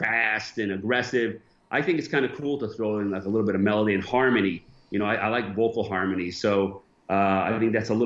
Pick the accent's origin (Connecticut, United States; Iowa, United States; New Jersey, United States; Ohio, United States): Connecticut, United States; moved away as an adult; also born or lived in Bridgeport / Stamford; now in Cyprus; I'm from Connecticut as well.